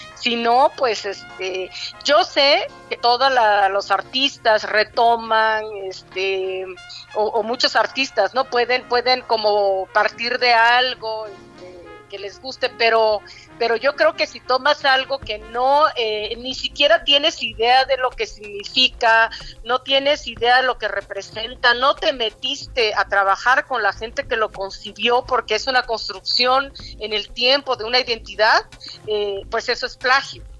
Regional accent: Juchitán, Oaxaca, Mexico; nací en Juchitán, mi abuela igual, mi mamá igual

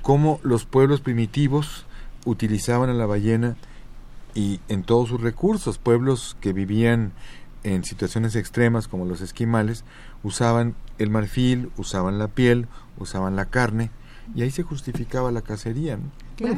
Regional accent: Mexico City, Mexico; tuve el privilegio de nacer en el centro del centro, en el corazón del corazón de mi país.

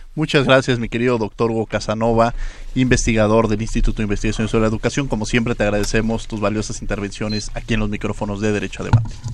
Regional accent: Mexico; como mexicanos

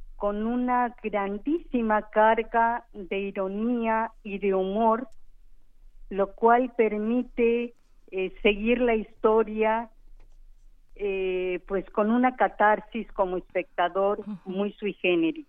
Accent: Mexico; como mexicana

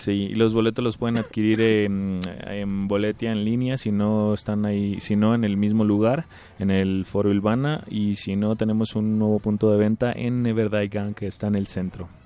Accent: Tijuana, Baja California, Mexico; vengo desde Tijuana.

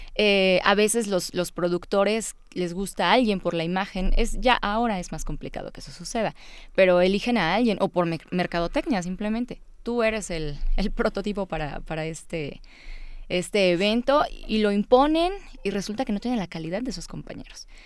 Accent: Puebla, Mexico; born or raised there; also born or lived in Veracruz

